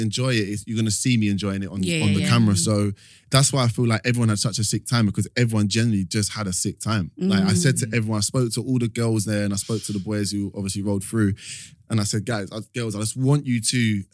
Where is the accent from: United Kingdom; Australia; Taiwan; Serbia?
United Kingdom; London; I grew up in East London